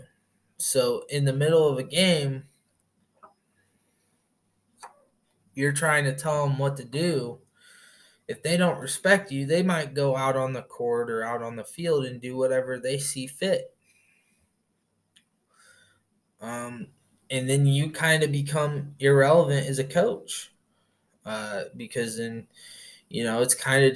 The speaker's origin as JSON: {"language": "English", "region": "Indiana", "country": "United States", "moved": "yes", "said": "I'm from back in the States, I'm from Indiana"}